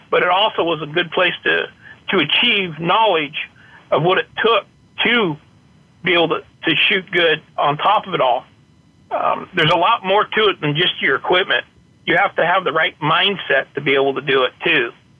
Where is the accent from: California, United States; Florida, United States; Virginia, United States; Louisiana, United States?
California, United States; Petaluma; In Petaluma, California.